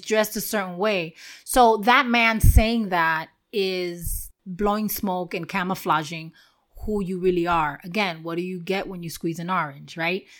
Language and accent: English; New York City, New York, United States; moved away; where I grew up in Washington Heights